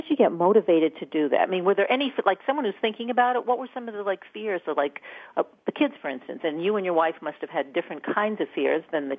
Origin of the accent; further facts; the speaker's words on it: Maine, United States; also born or lived in New York State; now in New York, United States; I'm from Maine originally.